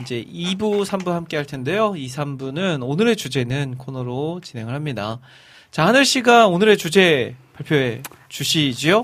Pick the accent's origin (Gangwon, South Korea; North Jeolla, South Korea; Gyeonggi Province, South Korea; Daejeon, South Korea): North Jeolla, South Korea; Iksan; now in Seoul, South Korea; 저는 고향이 익산 아닙니까